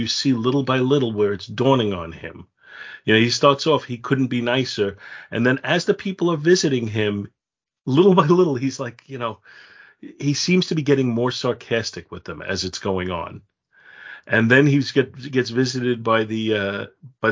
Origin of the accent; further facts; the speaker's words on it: United States; as an American